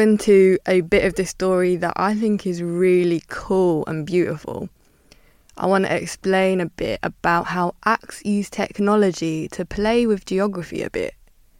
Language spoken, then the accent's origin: English; London, United Kingdom; I'm from Northwest London and we had Freeze FM, West London had Lalo FM, East had Rinse and Deja Vu, and South had On Top FM.